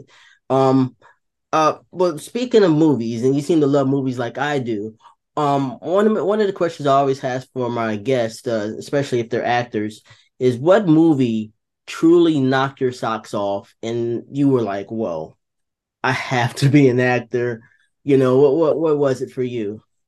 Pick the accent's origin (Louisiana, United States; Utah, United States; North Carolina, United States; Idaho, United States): North Carolina, United States; Wilson; also born or lived in New Jersey; now in South Carolina, United States; I was raised in North Carolina in a small town called Wilson